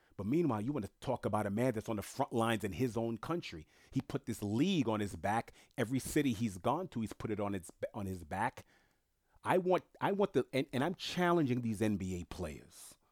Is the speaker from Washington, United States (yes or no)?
no; New York, United States; first language French; English is a second language; moved away; also born or lived in South Florida; being born and raised in New York